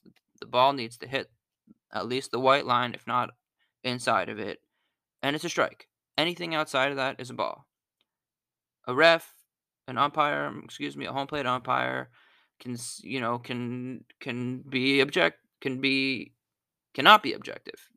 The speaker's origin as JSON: {"language": "English", "town": "Pittsburgh", "region": "Pennsylvania", "country": "United States", "moved": "yes", "lives_now": "Philadelphia, United States", "said": "I'm from Pittsburgh"}